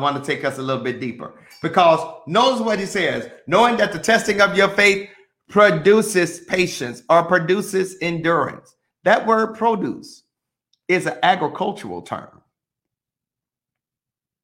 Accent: Mississippi, United States; I'm from Mississippi

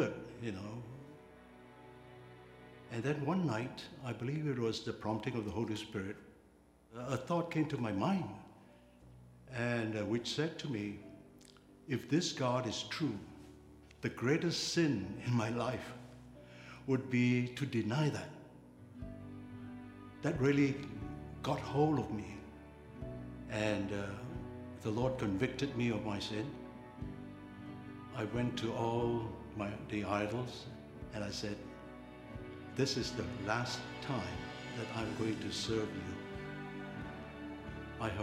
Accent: Malaysia; I was born in Malaysia in 1947. My family were idol worshippers.

